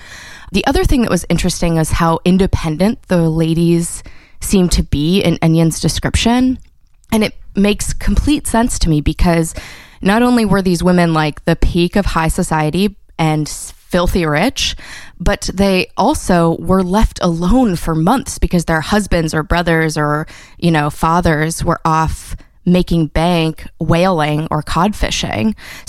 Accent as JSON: {"language": "English", "town": "Salem", "region": "Massachusetts", "country": "United States", "tie": "born or raised there", "said": "I grew up in Salem, Massachusetts, which is a pretty famous town for specific reasons."}